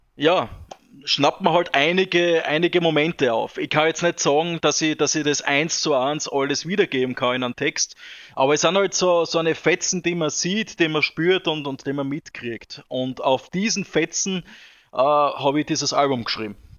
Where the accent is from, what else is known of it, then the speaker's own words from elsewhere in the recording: Austria; bei uns in Österreich, in Vorrau, Vorau